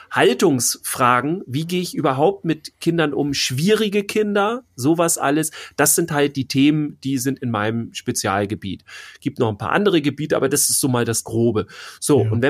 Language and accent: German; Bavaria, Germany; aber wir sind ja aus Bayern. So, und wenn ich dann drei Sachen habe in Bayern, ja, dann fahre ich da halt eine Woche runter.